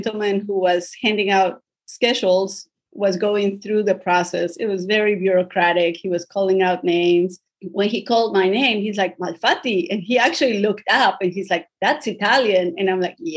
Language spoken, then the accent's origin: English; Colombia; also born or lived in South Philadelphia, United States; now in Columbia, United States; I was born and raised in Colombia, South America